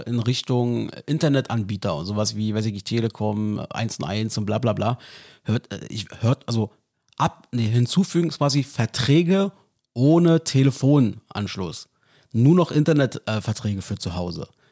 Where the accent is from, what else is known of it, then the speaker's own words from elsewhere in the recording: East Germany, Germany; als Ossi